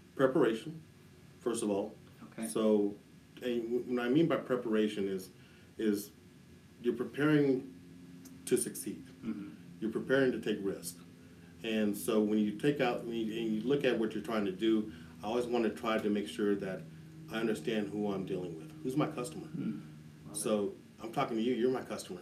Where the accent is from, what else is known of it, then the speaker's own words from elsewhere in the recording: Denver, Colorado, United States; I'm a native of Denver, Colorado. I grew up in the East Denver Park Hill area.